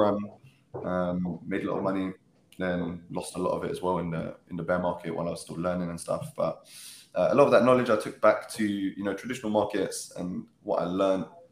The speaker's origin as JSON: {"language": "English", "region": "London", "country": "United Kingdom", "tie": "born or raised there", "said": "I grew up in Catford, in Southeast London, lived a pretty normal childhood"}